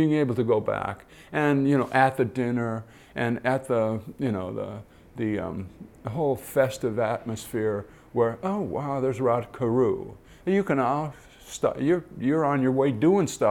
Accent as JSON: {"language": "English", "town": "Detroit", "region": "Michigan", "country": "United States", "tie": "born or raised there", "said": "I grew up in Detroit and watched the Tigers play."}